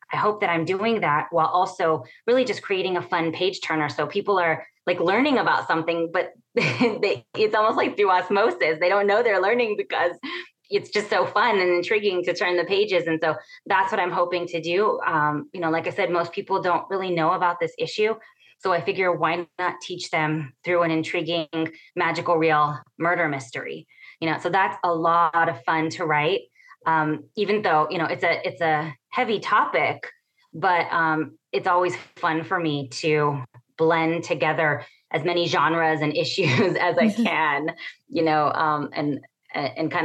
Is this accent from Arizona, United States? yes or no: no; Imperial Valley, California, United States; born or raised there; now in San Diego, United States